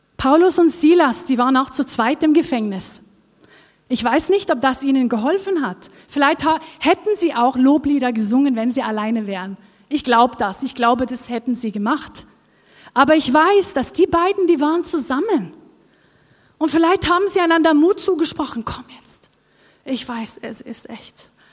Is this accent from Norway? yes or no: yes; Norway; accent: Norwegian; German is a second language; moved away as an adult; Ich komme aus Norwegen, ich bin Norwegerin und das hört ihr vielleicht auch auf meinem Akzent, dass ich nicht hierher komme